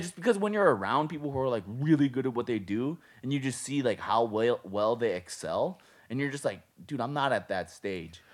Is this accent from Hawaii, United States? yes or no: yes; Hawaii, United States; now in Las Vegas, United States; we're from Hawaii